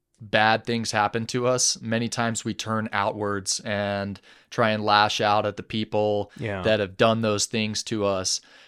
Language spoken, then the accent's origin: English; Atlanta, Georgia, United States; also born or lived in London, England; So I was born in London, England in 1991 to a Danish mother and a Texan father. My father was an expat over there and they were living in England, and we moved back and forth between Atlanta, Georgia, and England a few times.